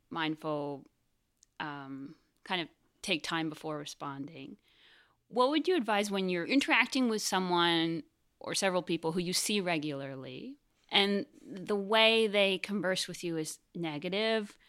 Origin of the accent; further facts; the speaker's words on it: Canada; also born or lived in California; now in New York, United States; I'm Canadian, living in New York